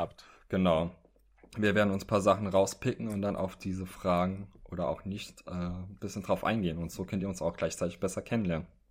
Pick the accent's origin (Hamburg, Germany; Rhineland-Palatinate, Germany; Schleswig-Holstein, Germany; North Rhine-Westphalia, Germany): Rhineland-Palatinate, Germany; Trier; now in Berlin, Germany; ich komme ursprünglich aus Trier. Das ist in Rheinland-Pfalz